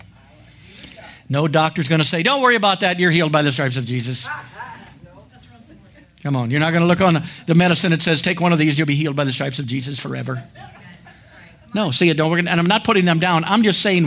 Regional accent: Ohio, United States; moved away; I lived in Ohio. We went to a little school there

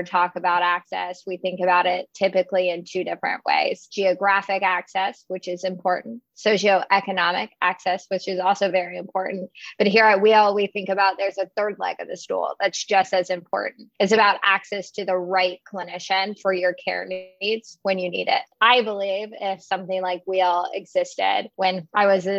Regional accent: Texas, United States; I grew up in Texas, actually a rural community about an hour outside of Austin

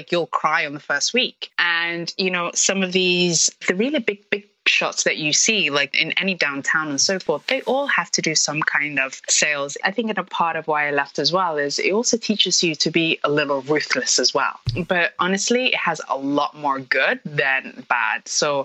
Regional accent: London, United Kingdom; moved away as an adult; also born or lived in Somalia / Hong Kong; now in Toronto, Canada; So I am originally from Somalia, but I grew up in the UK, London. And 7 years ago, I moved to Toronto

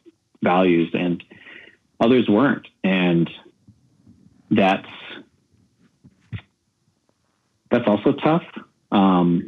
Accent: San Diego, California, United States; I grew up in San Diego, a border kid crossing the border whenever

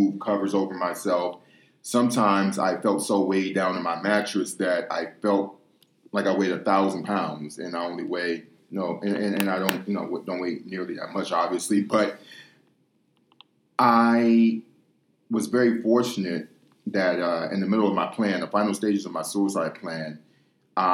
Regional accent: Detroit, Michigan, United States; moved away as an adult; also born or lived in Ukraine / Russia; I grew up in inner city Detroit, west side of Detroit, Michigan.

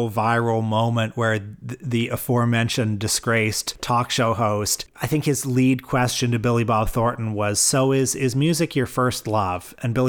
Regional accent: Canada; as a Canadian, because you think, wow, here in Canada, we have a whole history.

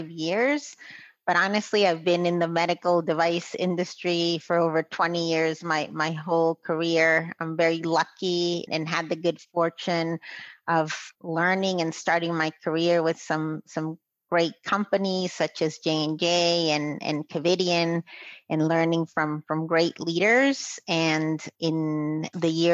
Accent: Guatemala; moved away as an adult; now in United States; I'm originally from Guatemala, and I married my husband from Boston. So I moved here to the United States

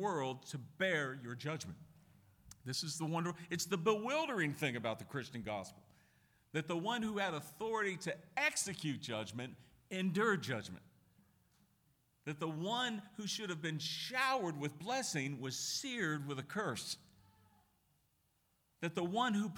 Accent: Pittsburgh, Pennsylvania, United States; moved away; I'm originally from Pittsburgh and I got some Irish blood in me

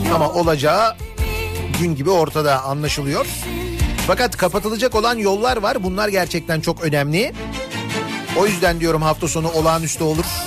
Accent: Istanbul, Turkey; Şimdi tecrübeli bir İstanbullu olarak

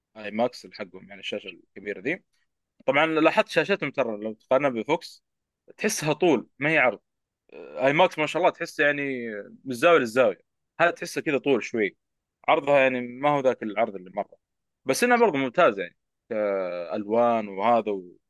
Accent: Jeddah, Makkah Province, Saudi Arabia; في اي ام سي عندنا في جده

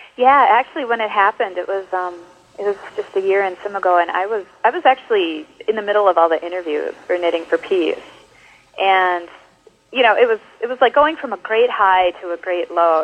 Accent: Luck, Wisconsin, United States; also born or lived in New York; now in La Crosse, United States; I actually am from Wisconsin originally. I grew up in a very small town in northern Wisconsin called Luck, of all things

